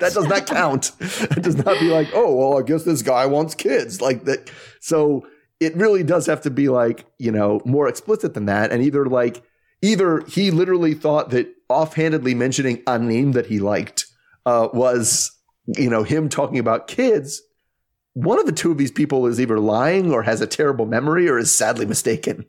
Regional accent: the East, East Coast, United States; I'm from the East

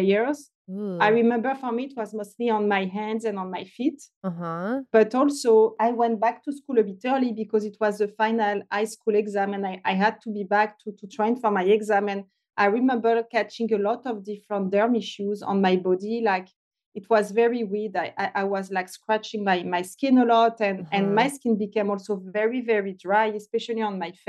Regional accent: France near Paris, Île-de-France, France; English is a second language; moved away; I'm French originally. I grew up in France near Paris.

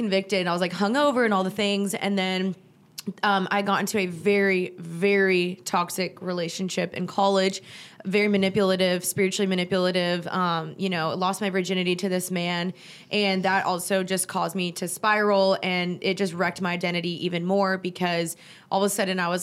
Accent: United States; My parents are both immigrants. My dad's from Germany. My mom's from Guatemala. And I was born in the States

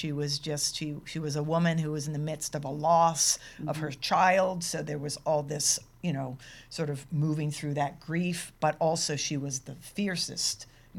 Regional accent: Maryland, United States; I was born in Maryland.

